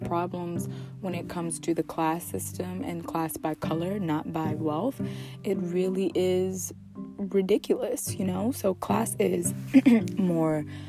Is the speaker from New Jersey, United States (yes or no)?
yes; New Jersey, United States; I'm from New Jersey